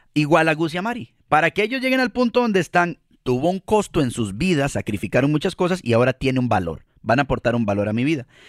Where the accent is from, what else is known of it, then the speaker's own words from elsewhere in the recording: Costa Rica; como decimos eh, en Costa Rica, les decimos carajillos a los niños